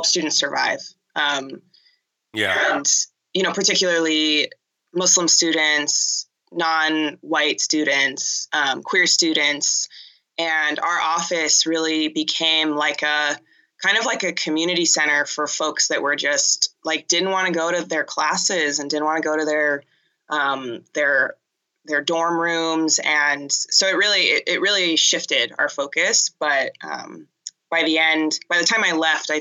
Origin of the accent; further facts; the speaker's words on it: Pasadena, California, United States; also born or lived in Boston; I grew up in Pasadena and went to a Catholic school in Pasadena